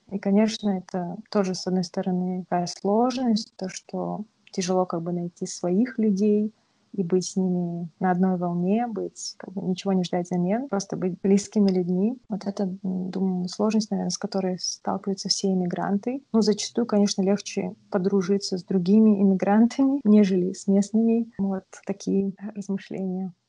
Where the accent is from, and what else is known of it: Kazakhstan; moved away as an adult; now in Vancouver, Canada